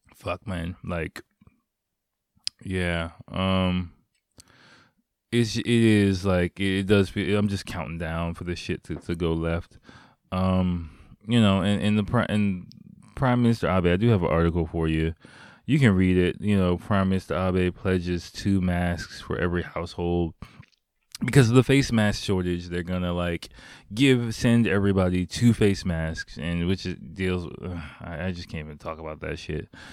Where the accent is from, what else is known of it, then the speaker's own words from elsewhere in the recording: United States; now in Japan; I'm, I'm American